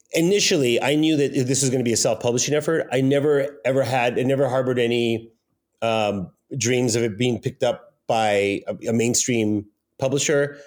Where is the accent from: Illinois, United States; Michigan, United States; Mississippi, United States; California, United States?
California, United States; Pico Rivera; I was born in Los Angeles in a very bad part of town, in a city called Pico Rivera.